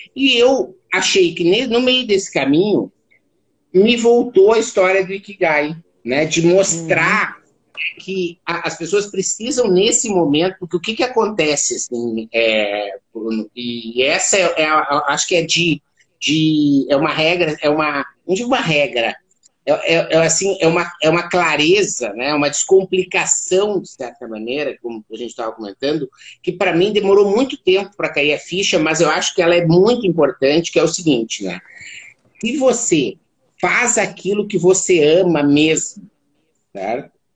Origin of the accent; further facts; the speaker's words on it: Santa Maria, Rio Grande do Sul, Brazil; Eu sou natural de Santa Maria, no Rio Grande do Sul.